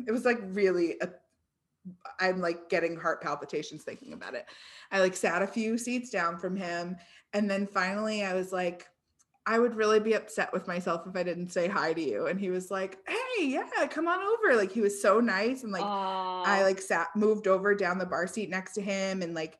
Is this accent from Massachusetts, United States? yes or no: yes; Cambridge, Massachusetts, United States; he was in my hometown of Cambridge.